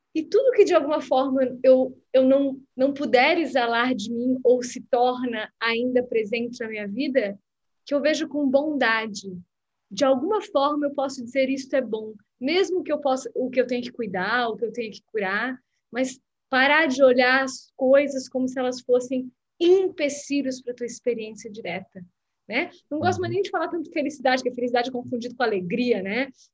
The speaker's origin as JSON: {"language": "Portuguese", "town": "Blumenau", "region": "Santa Catarina", "country": "Brazil", "also_born_or_lived": "Florianópolis", "moved": "as an adult", "lives_now": "Rio de Janeiro, Brazil", "said": "sou de Blumenau, depois eu moro em Floripa, depois eu morei fora do Brasil"}